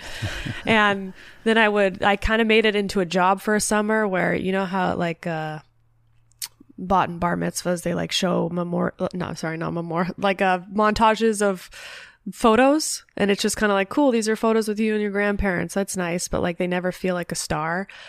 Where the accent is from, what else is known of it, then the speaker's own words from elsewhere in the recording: Los Angeles, California, United States; also born or lived in Sherman Oaks / Calabasas; I was born in Los Angeles